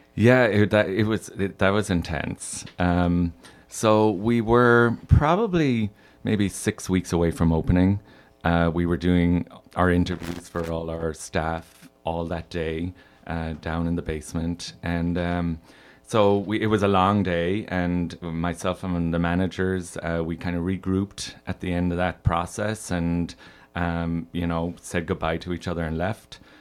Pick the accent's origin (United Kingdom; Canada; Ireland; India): Ireland; moved away as an adult; now in Chicago, United States; I'm from Ireland. Uh, I grew up there and moved here when I was twenty-one.